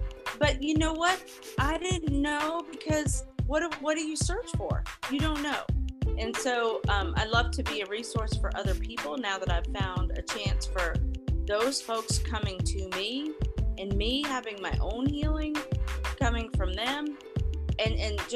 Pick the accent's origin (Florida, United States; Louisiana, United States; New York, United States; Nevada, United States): New York, United States; I was born in New York